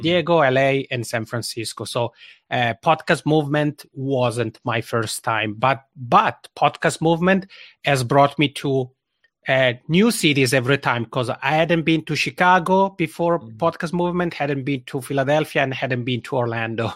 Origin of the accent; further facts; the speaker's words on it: Italian-speaking part of Switzerland, Italian-speaking Switzerland, Switzerland; first language Italian; English is a second language; moved away as an adult; now in Helsinki, Finland; I'm already originally from the Italian speaking part of Switzerland, and that's where this funny accent comes from because Italian is my mother tongue. But I've been living here in Helsinki, Finland for almost eight years.